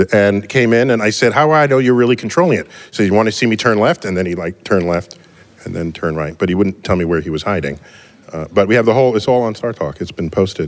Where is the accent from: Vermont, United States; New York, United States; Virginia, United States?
New York, United States; New York City; I grew up in the West, in the Bronx